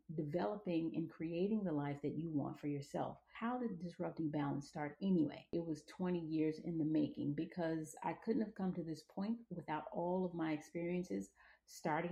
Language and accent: English; Atlanta, Georgia, United States; moved away as an adult; also born or lived in Monrovia, Liberia / Los Angeles, California; I was born in Monrovia, Liberia, and raised in Atlanta, Georgia. I spent the bulk of my life actually in the South